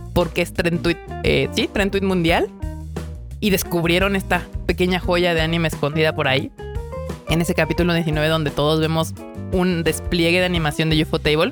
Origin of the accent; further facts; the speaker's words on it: Mexico; los que somos mexicanos